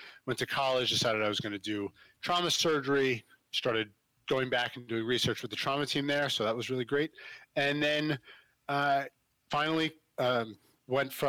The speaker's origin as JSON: {"language": "English", "region": "New Jersey", "country": "United States", "said": "I'm from South Jersey outside of Philly. So I did some volunteer work down at Cooper Hospital, which is a good sized trauma hospital in Camden"}